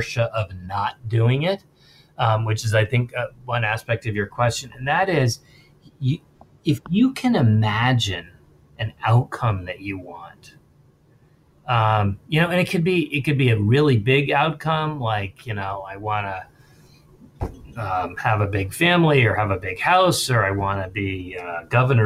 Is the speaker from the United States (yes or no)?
yes; Princeton, New Jersey, United States; I grew up in Princeton also in an affluent town